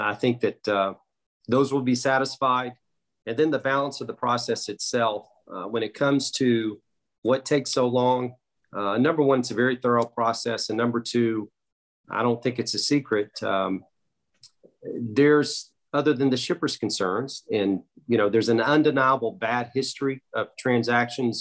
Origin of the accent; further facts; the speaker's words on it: Chicago, Illinois, United States; I'm from Chicago